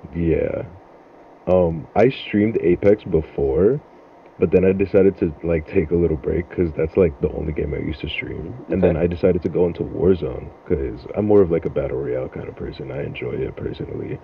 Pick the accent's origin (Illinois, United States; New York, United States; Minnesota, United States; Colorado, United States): New York, United States; Freeport; also born or lived in Brooklyn, New York; I was born in Brooklyn, New York, raised in Freeport, Long Island.